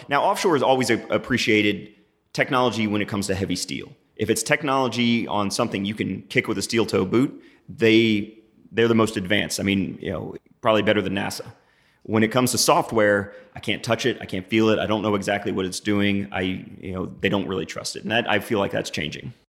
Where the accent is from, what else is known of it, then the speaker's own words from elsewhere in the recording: New Braunfels, Texas, United States; I grew up in New Braunfels. I'm back here in the Hill Country